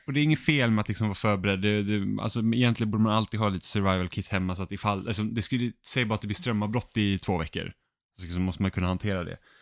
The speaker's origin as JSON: {"language": "Swedish", "country": "Finland", "said": "Jag är finne"}